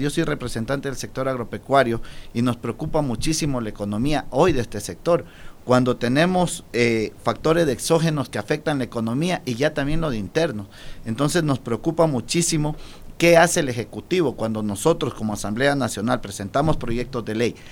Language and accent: Spanish; Ecuador; como ecuatoriano